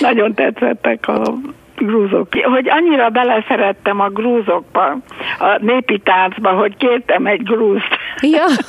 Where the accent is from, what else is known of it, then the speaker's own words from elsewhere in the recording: United States; mi Amerikában éltünk a Washington mellett, mert hát ö, szüleim a menekültek voltak